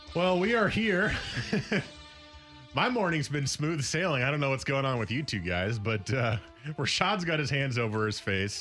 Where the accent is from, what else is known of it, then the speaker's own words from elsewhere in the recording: New Jersey, United States; moved away; the main cable company out where I grew up in North Jersey is Cablevision